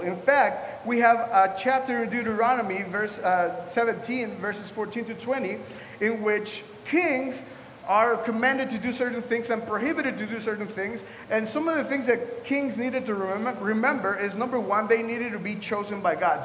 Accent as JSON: {"language": "English", "country": "Mexico", "tie": "born or raised there", "moved": "yes", "lives_now": "Washington, D.C., United States", "said": "I was raised in Mexico"}